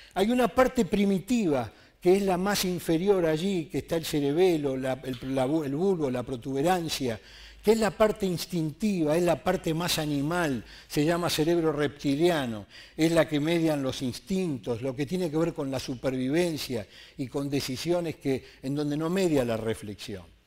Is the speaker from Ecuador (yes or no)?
no; Argentina; Soy ciudadano argentino